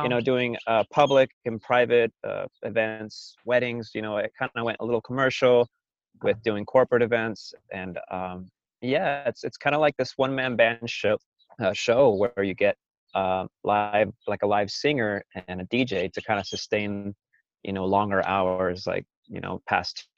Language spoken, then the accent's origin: English; California, United States; also born or lived in Las Vegas, Nevada; I was born in Vegas and then by the age of two, I came out here to the desert.